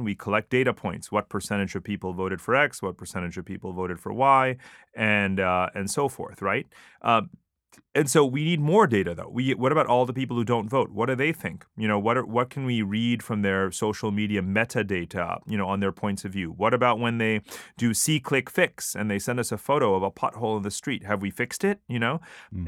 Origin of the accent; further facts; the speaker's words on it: United States; moved away as an adult; now in Singapore; I grew up as an Asian American, you right. know, and that that's what I was called. Obviously I'm totally American